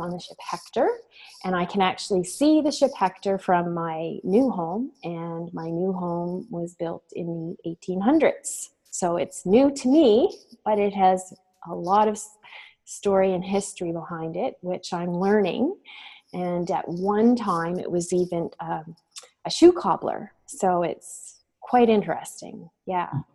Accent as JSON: {"language": "English", "town": "Dayspring", "region": "Nova Scotia", "country": "Canada", "tie": "born or raised there", "said": "I grew up in a small community known as Dayspring, uh, which is in Nova Scotia, and it's situated along the Lahave River in Lunenburg County."}